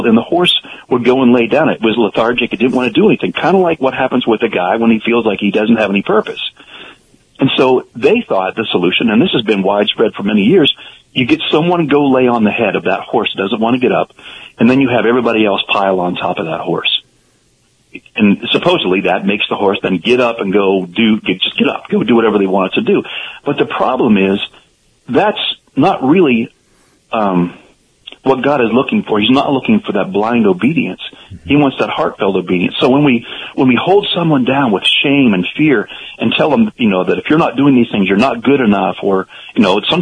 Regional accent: Pennsylvania, United States; I grew up in Pennsylvania

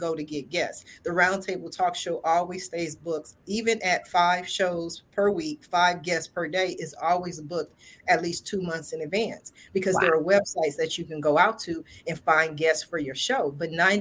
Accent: Columbus, Ohio, United States; I'm from Columbus, Ohio

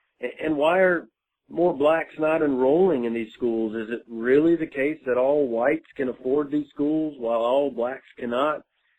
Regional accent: Jackson, Mississippi, United States; I'm from Jackson, Mississippi.

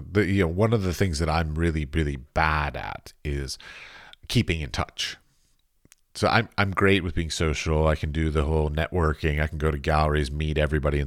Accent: United States; I'm both an American and a professor

